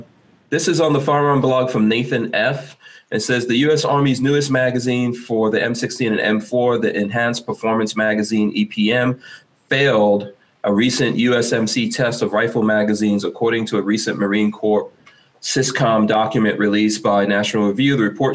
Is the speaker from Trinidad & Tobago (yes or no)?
no; Guyana; I know, like, for example, I'm from Guyana, and in Guyana, I actually have relatives in Guyana that have committed suicide